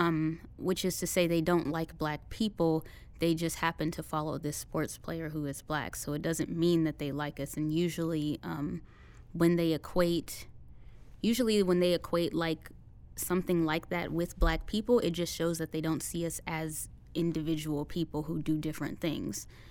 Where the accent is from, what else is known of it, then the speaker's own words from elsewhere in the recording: Indianapolis, Indiana, United States; I'm from Indianapolis, Indiana